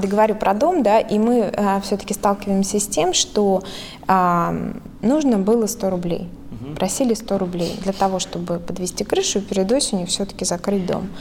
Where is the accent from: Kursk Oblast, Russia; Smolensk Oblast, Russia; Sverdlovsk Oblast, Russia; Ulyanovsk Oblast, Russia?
Smolensk Oblast, Russia; moved away; я выросла э, в Смоленской области